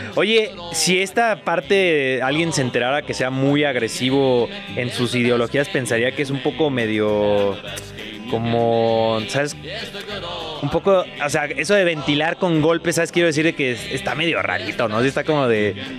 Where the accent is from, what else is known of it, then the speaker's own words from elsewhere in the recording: Guadalajara, Jalisco, Mexico; now in Mexico City, Mexico; yo soy de allá de Guadalajara, el cinturón